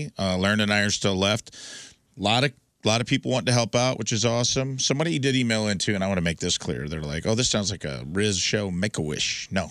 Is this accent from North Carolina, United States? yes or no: no; West Frankfort, Illinois, United States; moved away; my hometown of West Frankfort, Illinois